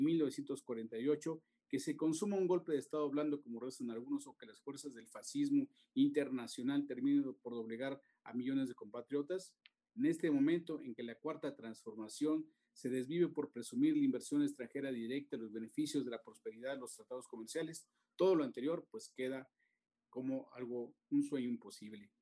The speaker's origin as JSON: {"language": "Spanish", "country": "Mexico"}